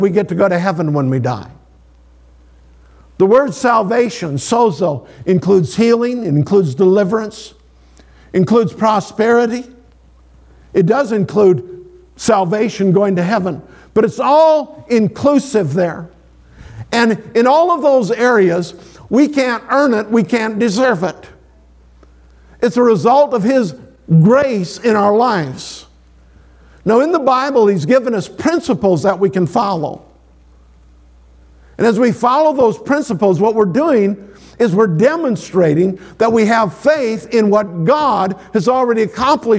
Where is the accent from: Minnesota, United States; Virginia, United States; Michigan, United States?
Minnesota, United States; Sioux Valley; I grew up in Sioux Valley, Minnesota